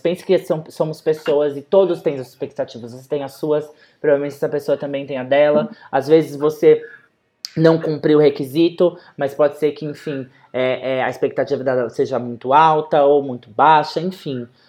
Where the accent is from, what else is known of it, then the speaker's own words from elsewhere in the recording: Brazil; eu sou brasileira